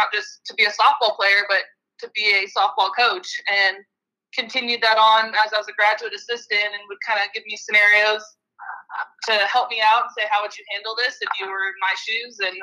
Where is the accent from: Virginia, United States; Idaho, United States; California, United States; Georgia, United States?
California, United States; moved away as an adult; also born or lived in Oklahoma; now in Mississippi, United States; a small Division I school back home in California that was right down the road. Santa Clara University